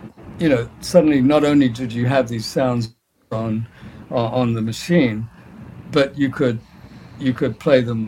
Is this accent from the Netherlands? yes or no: no; New Zealand; moved away; also born or lived in England / Sydney, Australia / London; I was born in England, but I grew up in New Zealand